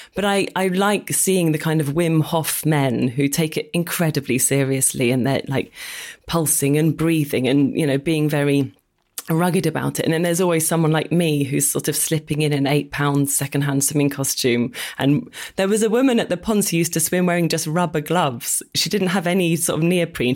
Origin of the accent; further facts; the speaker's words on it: Oxford, South East England, United Kingdom; moved away as an adult; now in London, United Kingdom; Well, I grew up in Oxford